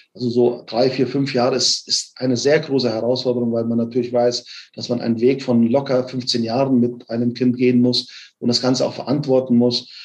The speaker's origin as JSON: {"language": "German", "town": "Offenbach am Main", "region": "Hesse", "country": "Germany", "tie": "born or raised there", "also_born_or_lived": "Frankfurt / Bielefeld", "moved": "as an adult", "said": "gebürtig aus Offenbach bin, habe in Frankfurt studiert"}